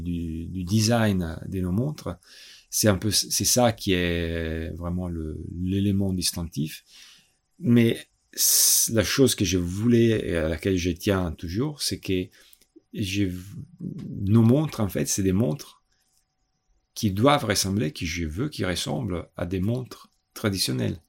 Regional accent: Italy; moved away; also born or lived in Milan; je suis italien

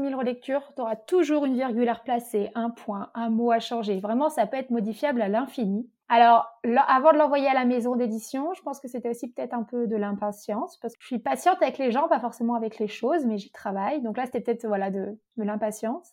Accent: Morzine, Auvergne-Rhône-Alpes, France; j'ai grandi à Morzine, qui est une station de ski

